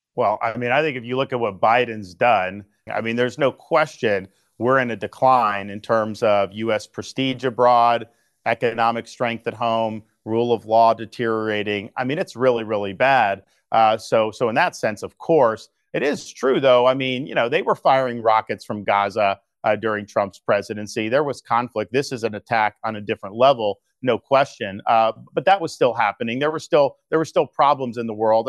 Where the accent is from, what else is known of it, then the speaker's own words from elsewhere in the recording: Florida, United States; When I was growing up in Florida